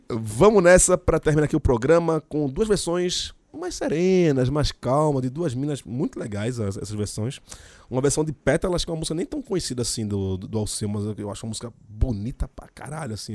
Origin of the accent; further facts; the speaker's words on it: Jaboatão dos Guararapes, Pernambuco, Brazil; Sou de Candeia, barra de jangada